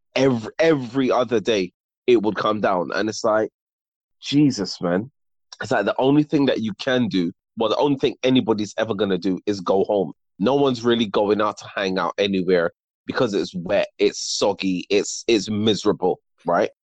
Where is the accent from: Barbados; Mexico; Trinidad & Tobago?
Barbados; moved away; also born or lived in United Kingdom; I moved there when I was six